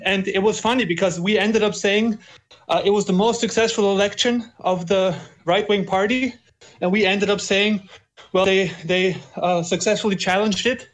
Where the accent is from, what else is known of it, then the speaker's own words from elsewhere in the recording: Austria; I'm from Austria